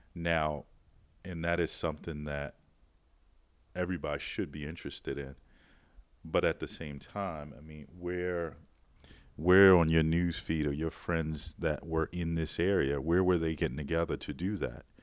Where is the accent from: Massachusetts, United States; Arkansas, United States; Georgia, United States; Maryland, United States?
Maryland, United States; Baltimore; a background in wine growing up in Baltimore